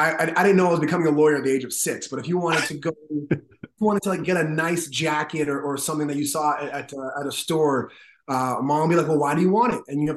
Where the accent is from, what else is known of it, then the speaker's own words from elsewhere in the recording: Toronto, Ontario, Canada; also born or lived in Brooklyn, New York, United States; now in New York, United States; Her high school sweethearts met in Toronto, Canada, and then... Wow. Years later, I was born.